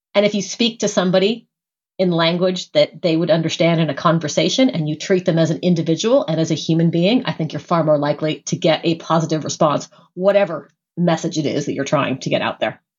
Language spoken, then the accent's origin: English; United States; an American who grew up with all